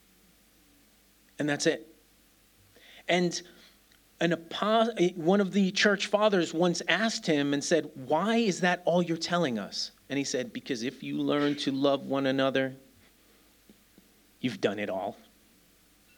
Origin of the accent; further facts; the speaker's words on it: New York City, New York, United States; now in Birmingham, United Kingdom; I'm a kid from New York City